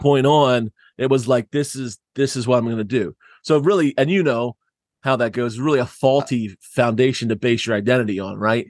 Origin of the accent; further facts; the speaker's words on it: Southeast Pennsylvania, United States; I grew up in Southeast Pennsylvania